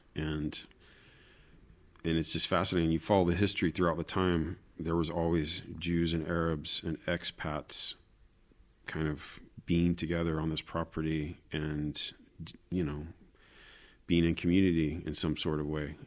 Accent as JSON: {"language": "English", "region": "Florida", "country": "United States", "also_born_or_lived": "Jerusalem", "moved": "as an adult", "lives_now": "Israel", "said": "I'm originally from Florida"}